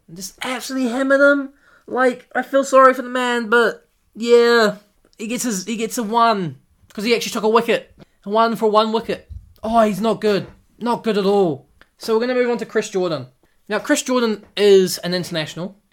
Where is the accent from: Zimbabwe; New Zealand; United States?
New Zealand; I'm from New Zealand